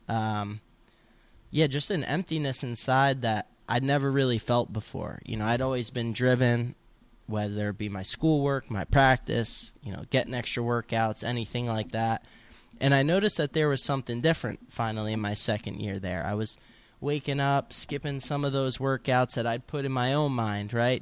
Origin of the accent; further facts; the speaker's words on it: Montville, New Jersey, United States; I'm from Montville, New Jersey